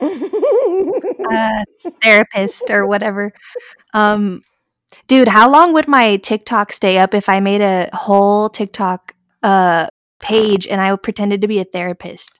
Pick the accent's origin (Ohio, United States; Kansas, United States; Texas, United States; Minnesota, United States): Texas, United States; San Angelo; we come from San Angelo. So, we went to, like, a small town, high school